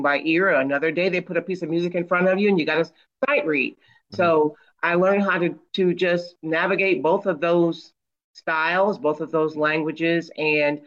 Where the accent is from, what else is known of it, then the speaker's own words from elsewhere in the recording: not too far from Detroit, Michigan, United States; I grew up in Michigan, and not too far from Detroit